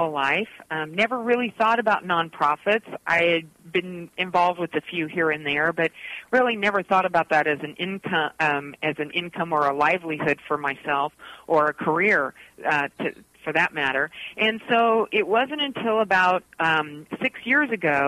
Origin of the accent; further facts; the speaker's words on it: Orange County, Southern California, United States; moved away as an adult; also born or lived in Nashville, Tennessee / Northwest Arkansas; I am originally from Orange County. I went to school here all the way up through high school